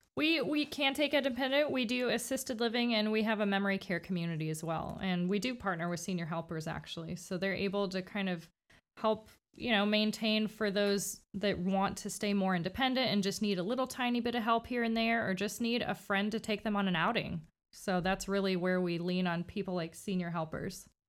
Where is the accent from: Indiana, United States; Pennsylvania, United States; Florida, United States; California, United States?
Florida, United States; Miami; moved away as an adult; now in Winter Haven, United States; I'm from Miami, um, so I've been in Winter Haven for about, I think it's ten years now